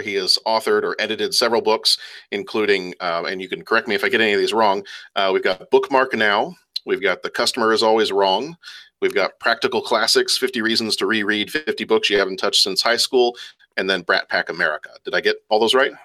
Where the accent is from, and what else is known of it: Lake Forest, Illinois, United States; born or raised there; also born or lived in England